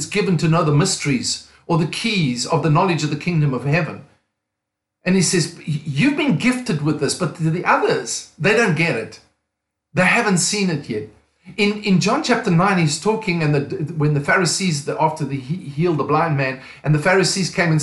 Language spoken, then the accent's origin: English; South Africa; moved away as an adult; also born or lived in Cape Town, South Africa / United States / England; I'm from South Africa. Pastored a church for nearly 20 years in Cape Town, South Africa